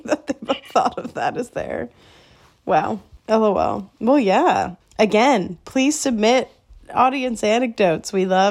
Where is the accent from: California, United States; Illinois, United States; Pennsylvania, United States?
Illinois, United States; Glen Ellyn; moved away; my hometown in Glen Ellyn